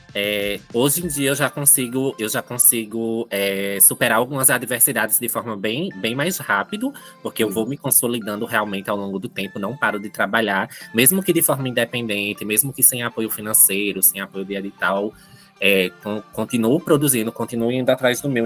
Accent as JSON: {"language": "Portuguese", "town": "Santa Maria da Boa Vista", "region": "Pernambuco", "country": "Brazil", "tie": "born or raised there", "moved": "yes", "lives_now": "Petrolina, Brazil", "said": "sou de Santa Maria da Boa Vista, eu vim aqui para Petrolina"}